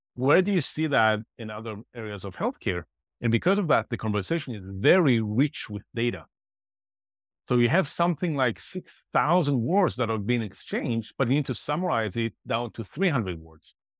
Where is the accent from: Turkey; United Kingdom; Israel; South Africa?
Israel; moved away; I'm originally from Israel